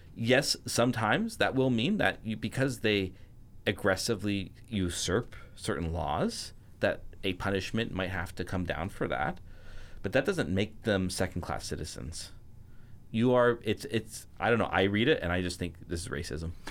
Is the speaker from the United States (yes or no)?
no; Canada; I'm a Canadian